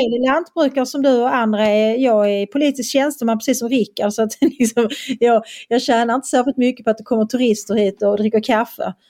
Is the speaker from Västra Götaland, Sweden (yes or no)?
no; Skåne, Sweden; accent: Scanian; also born or lived in Österlen; now in Borrby, Sweden; jag är i alla fall bofast och jag är skåning